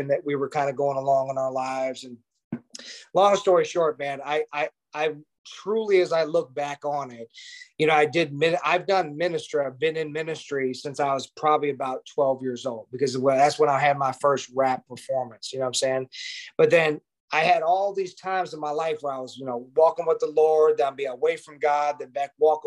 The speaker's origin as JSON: {"language": "English", "town": "Jacksonville", "region": "Illinois", "country": "United States", "tie": "born or raised there", "said": "I was going to this Baptist church in my hometown of Jacksonville, Illinois, a little small town in Illinois, outside of Springfield"}